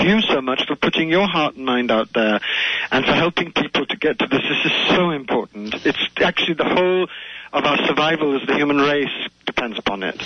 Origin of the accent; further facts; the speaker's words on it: India; I also have a deep, deep connection to India because I was born in India